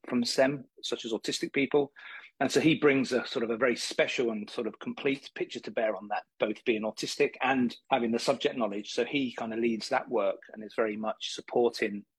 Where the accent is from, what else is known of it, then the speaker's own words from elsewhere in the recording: United Kingdom; moved away as an adult; also born or lived in Leeds, England / Dublin, Ireland; now in Florida, United States; I come from England. I went to school on the outskirts of London there